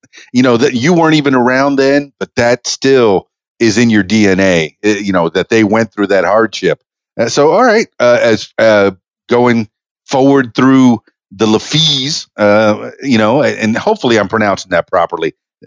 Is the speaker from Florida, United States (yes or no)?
yes; Fort Lauderdale, Florida, United States; and I guess growing up in Fort Lauderdale in the Broward County area, we had a little idea that there was that faction